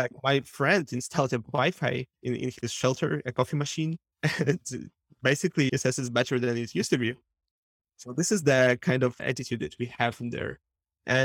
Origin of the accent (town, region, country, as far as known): Ukraine